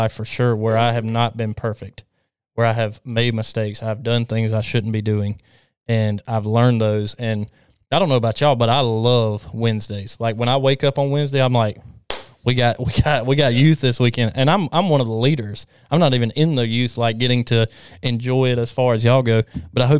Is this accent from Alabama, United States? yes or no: yes; Alabama, United States; I'm from Alabama.